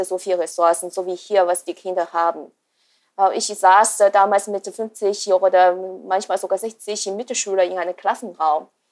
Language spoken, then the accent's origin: German; China; moved away as an adult; ich bin in China geboren und habe auch die ersten 20 Jahre dort verbracht.